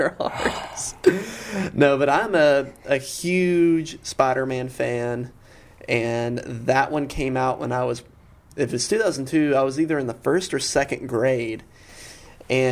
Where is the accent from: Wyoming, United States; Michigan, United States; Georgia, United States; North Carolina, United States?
Georgia, United States; Rome; a lot of this movie was filmed in my hometown